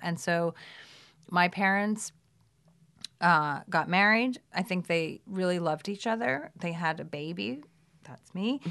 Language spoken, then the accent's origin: English; New York City, New York, United States; moved away as an adult; now in Los Angeles, United States; I grew up in Brooklyn in Brooklyn Heights